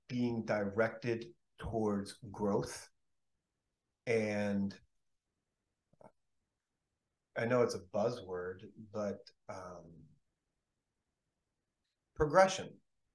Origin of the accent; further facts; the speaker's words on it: Pennsylvania, United States; I grew up in Pennsylvania, I still live in Pennsylvania.